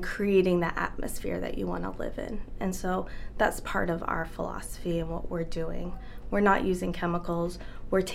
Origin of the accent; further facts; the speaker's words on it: Connecticut, United States; moved away as an adult; also born or lived in Boston, Massachusetts; now in Kennebunk, United States; I grew up in Connecticut, so this has always felt more like home